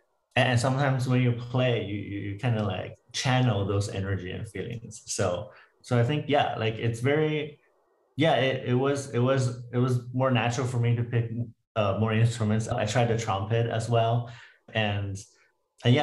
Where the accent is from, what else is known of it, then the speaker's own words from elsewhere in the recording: Canada; also born or lived in Toronto / Vancouver / Waterloo; now in United States; Yeah, so I'm Canadian. I moved a lot in different cities in Canada from Toronto to Vancouver and then back to Waterloo for my undergrad.